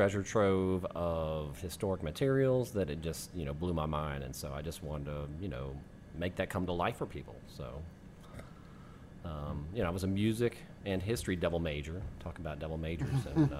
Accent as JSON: {"language": "English", "region": "West Texas", "country": "United States", "also_born_or_lived": "Houston", "moved": "as an adult", "lives_now": "New Orleans, United States", "said": "And actually, I was from West Texas at the time, but I moved here to go to Tulane."}